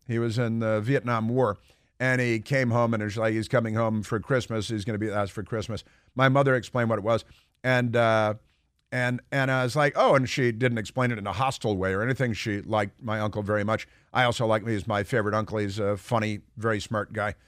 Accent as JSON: {"language": "English", "town": "Chicago", "region": "Illinois", "country": "United States", "tie": "born or raised there", "also_born_or_lived": "Santa Barbara", "moved": "yes", "lives_now": "Washington, D.C., United States", "said": "I grew up in Chicago"}